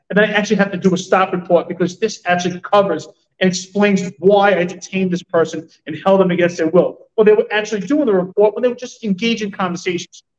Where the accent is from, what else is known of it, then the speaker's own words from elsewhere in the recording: New York City, New York, United States; I grew up in Stapleton.